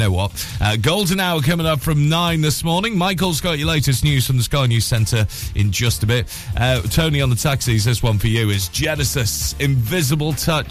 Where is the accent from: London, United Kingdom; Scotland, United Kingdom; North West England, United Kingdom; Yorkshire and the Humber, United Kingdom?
North West England, United Kingdom; Huyton, Merseyside; moved away; my hometown of Highton, actually, Merseyside.